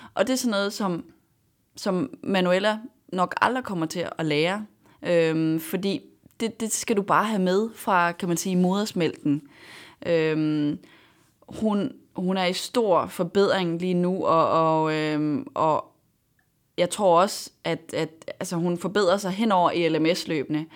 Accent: Denmark; jeg var dansker

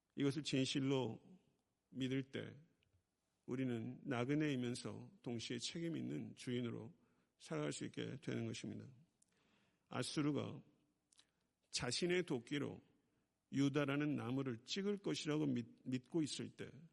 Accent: Buyeo, South Chungcheong, South Korea; moved away; 제가 충청남도 구역은 동남리 453번지 제가 거기서 태어났거든요.

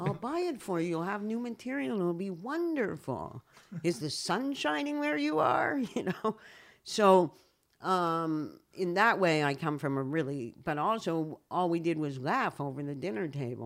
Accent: Canada; also born or lived in United States; now in Israel; I moved, I moved from Canada to the U S

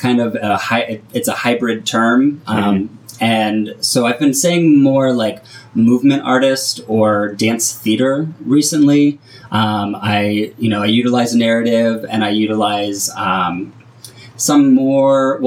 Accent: San Francisco, California, United States; moved away as an adult; also born or lived in Orange County; now in Los Angeles, United States; I grew up in the San Francisco area

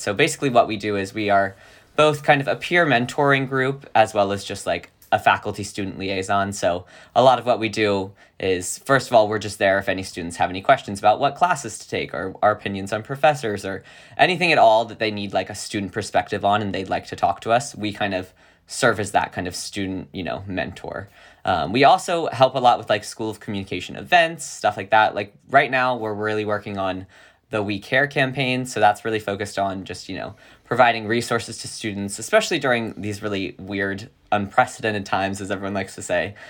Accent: Virginia, United States; moved away as an adult; now in California, United States; a little boy in Virginia

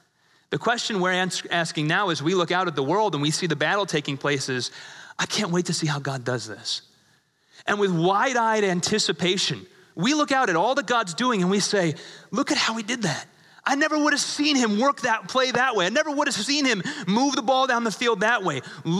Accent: England, United Kingdom; born there; I was born in England. I think I get a pass on this one. I have a little bit of British blood in me

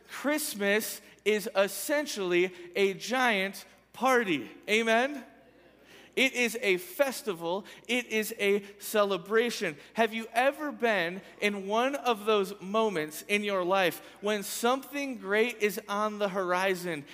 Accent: Michigan, United States; moved away; when I was a kid, I grew up in Michigan.

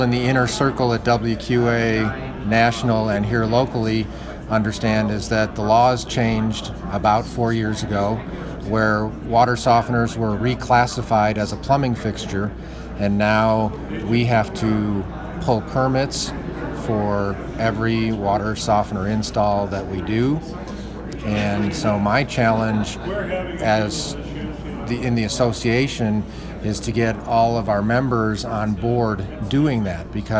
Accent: Chicago, Illinois, United States; now in Colorado, United States; I grew up in Chicago

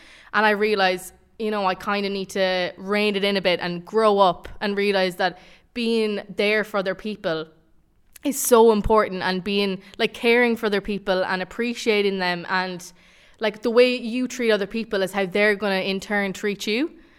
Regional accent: Tubbercurry, Connacht, Ireland; I'm a communications student and I'm from Tubbercurry. I'm 19 years of age and I'm studying in DCU.

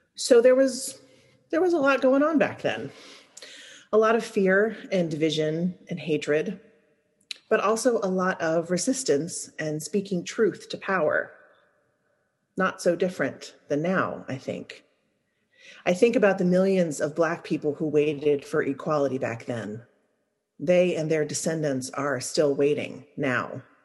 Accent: Louisiana, United States; moved away as an adult; I'm from Louisiana

